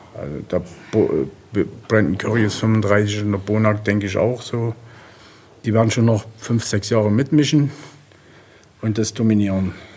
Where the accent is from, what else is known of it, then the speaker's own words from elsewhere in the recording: Germany; als Deutscher